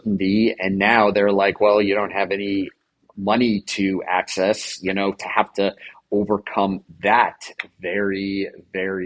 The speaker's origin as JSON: {"language": "English", "region": "New Jersey", "country": "United States", "tie": "born or raised there", "said": "I grew up in New Jersey"}